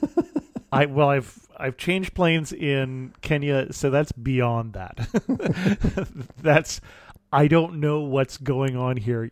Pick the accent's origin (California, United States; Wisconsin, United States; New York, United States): California, United States; Salinas Valley; also born or lived in Ohio; I grew up in an ag area in California. I grew up in the Salinas Valley